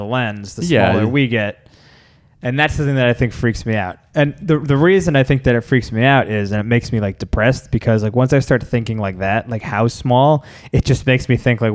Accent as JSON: {"language": "English", "region": "New Jersey", "country": "United States", "said": "I'm from New Jersey"}